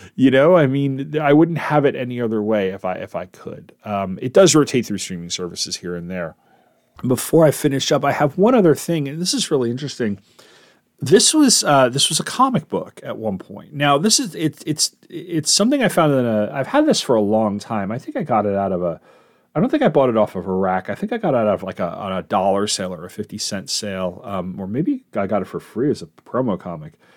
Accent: East Coast, United States; I'm from the East Coast

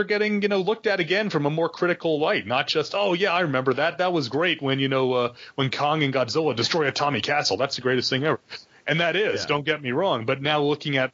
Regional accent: United States; we're both American

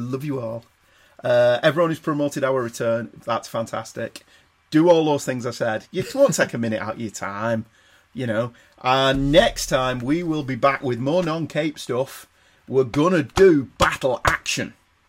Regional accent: Manchester, North West England, United Kingdom; we're from Manchester

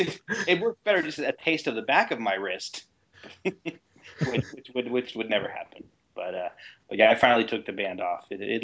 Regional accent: California, United States; moved away; my home state voted him in as governor

